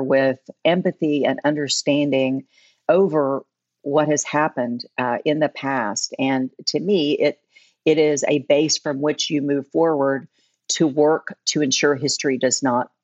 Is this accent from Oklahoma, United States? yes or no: yes; Oklahoma, United States; also born or lived in Tulsa, Oklahoma; I grew up in Oklahoma. I moved to Tulsa in the early 80s.